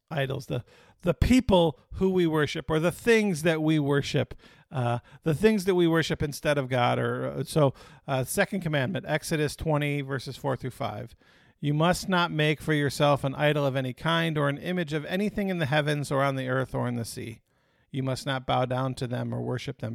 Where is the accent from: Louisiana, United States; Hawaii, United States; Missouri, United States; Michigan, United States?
Michigan, United States; Detroit; Growing up in Detroit